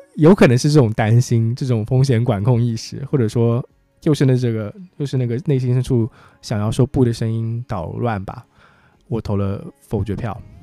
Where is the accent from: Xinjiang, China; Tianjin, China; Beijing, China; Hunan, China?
Hunan, China; Changsha; accent: Changsha dialect; 家乡话叫做母敏八件，莫名八件